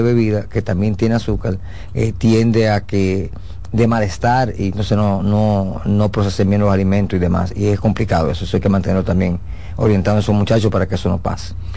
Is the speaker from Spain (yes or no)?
no; Dominican Republic; nosotros como dominicanos